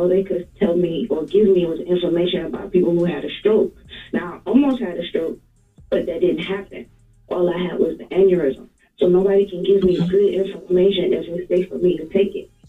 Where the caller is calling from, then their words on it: Atlanta, Georgia, United States; I'm calling from Atlanta, Georgia.